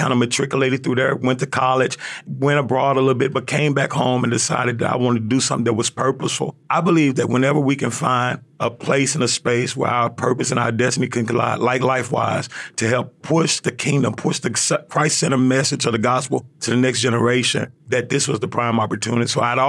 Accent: Memphis, Tennessee, United States; So I grew up in Memphis, in the heart of South Memphis, Tennessee.

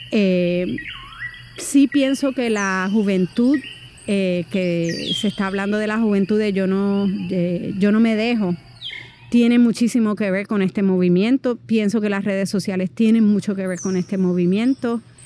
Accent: Puerto Rico; moved away as an adult; soy puertorriqueña

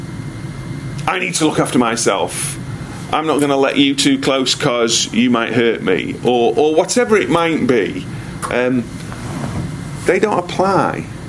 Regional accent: United Kingdom; I am a citizen of GBR, Great Britain. I am a British citizen.

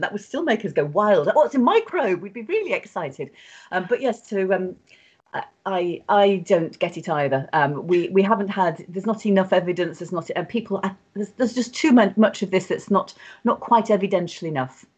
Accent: United Kingdom; being British

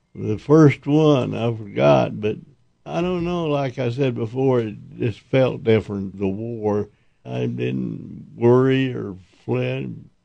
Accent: Dexter, New Mexico, United States; also born or lived in Oklahoma / Amarillo, Texas; In New Mexico, but I was born in Oklahoma

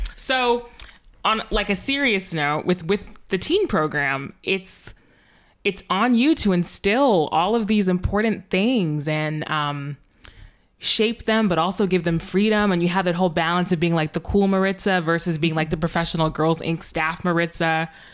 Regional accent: the North, United States; moved away as an adult; also born or lived in Virginia; now in Massachusetts, United States; I'm from the North

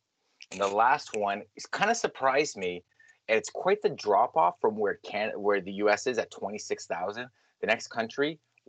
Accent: Mississauga, Ontario, Canada; my hometown of Mississauga.

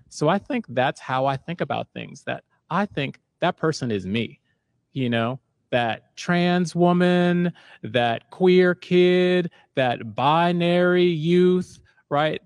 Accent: Silver Spring, Maryland, United States; moved away as an adult; also born or lived in Maine; now in Seattle, United States; I grew up in Maryland, and I wound up going to college in Maine

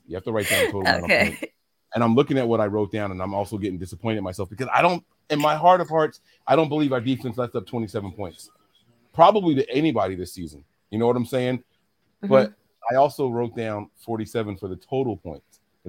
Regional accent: New Jersey, United States; But let them know, like, we're from Jersey. We have accents.

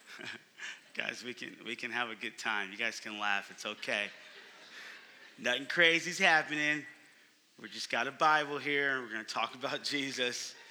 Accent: Oakland, California, United States; moved away as an adult; now in Phoenix, United States; I'm from Oakland, California, but I've been in Phoenix for 4 years

